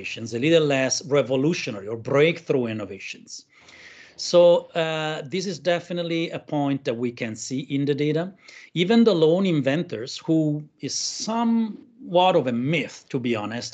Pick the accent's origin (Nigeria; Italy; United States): Italy; now in Berlin, Germany; I'm Italian, but I live in Berlin.